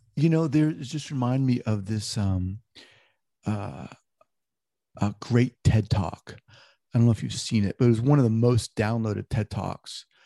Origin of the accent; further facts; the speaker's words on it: New York, United States; moved away; also born or lived in Long Island, New York; I'm from New York originally, I used to live in Long Island